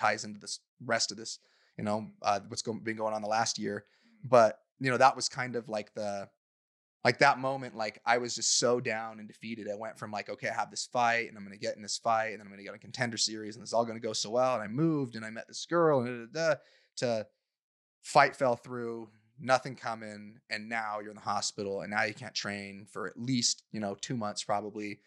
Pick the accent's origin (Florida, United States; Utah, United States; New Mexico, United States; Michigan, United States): Utah, United States; growing up in Utah